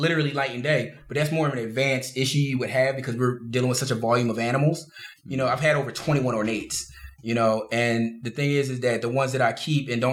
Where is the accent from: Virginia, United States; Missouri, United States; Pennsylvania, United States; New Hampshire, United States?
Pennsylvania, United States; Philadelphia; I'm from South Philly.